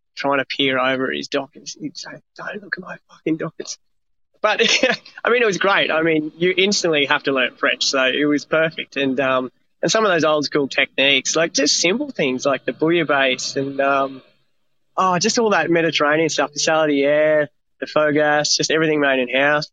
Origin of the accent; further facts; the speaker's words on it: Australia; also born or lived in France; as an Aussie, as a young Aussie